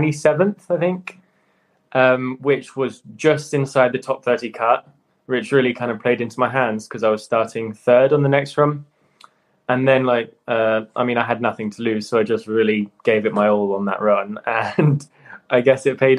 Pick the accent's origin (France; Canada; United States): France; the Alps, Auvergne-Rhône-Alpes; I was born in France, so I kind of grew up in the Alps in that environment.